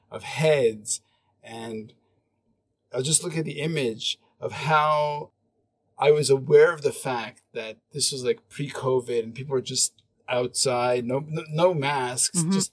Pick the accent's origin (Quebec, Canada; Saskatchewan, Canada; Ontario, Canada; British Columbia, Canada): Quebec, Canada; Montreal; now in Hong Kong, China; when I f- first came to Hong Kong, I was pretty like a lot of the culture shock was that I came from Montreal, which is super creative and super its a space where you can really express yourself.